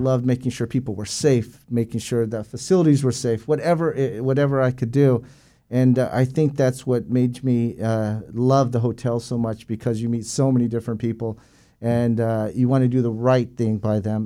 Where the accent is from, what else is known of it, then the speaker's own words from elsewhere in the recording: San Diego, California, United States; moved away as an adult; born and raised in San Diego, California. Uh, was there till the age of nineteen